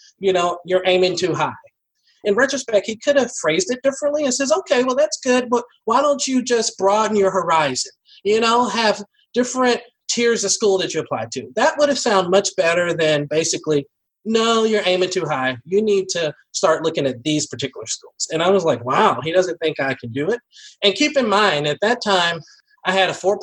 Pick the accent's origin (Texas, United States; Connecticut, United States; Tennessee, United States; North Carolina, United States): Tennessee, United States; Nashville; moved away; I grew up in Nashville, and at that time, it was pretty small